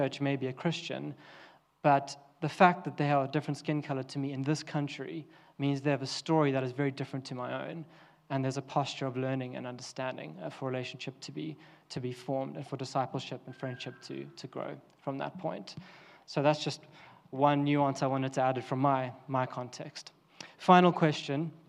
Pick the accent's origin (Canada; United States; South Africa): South Africa; now in United Kingdom; I'm South African